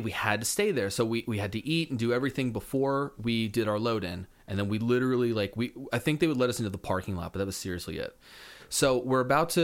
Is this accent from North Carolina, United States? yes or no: yes; Raleigh, North Carolina, United States; growing up in the Raleigh, North Carolina music scene